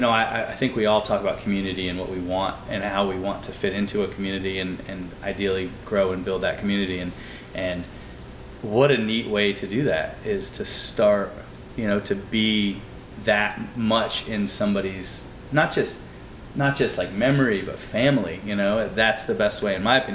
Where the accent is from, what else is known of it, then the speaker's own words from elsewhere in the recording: North Carolina, United States; moved away as an adult; now in New Orleans, United States; I'm originally from North Carolina